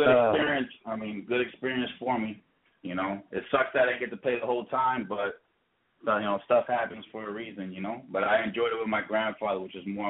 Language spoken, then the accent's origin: English; Bayamón, Puerto Rico; moved away; also born or lived in Fort Buchanan, Puerto Rico; I'm actually from Bayamón